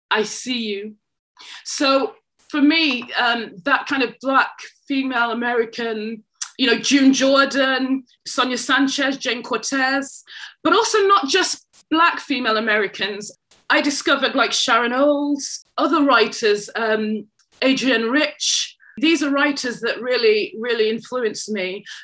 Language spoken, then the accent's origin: English; England, United Kingdom; I am a Jamaican born I mean, I was born in England, but of Jamaican heritage.